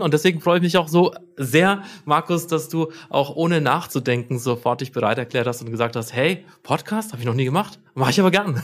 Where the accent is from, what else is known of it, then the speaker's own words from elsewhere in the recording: Nuremberg, Bavaria, Germany; Ich bin aus Nürnberg ähm, eigentlich auch schon immer in Nürnberg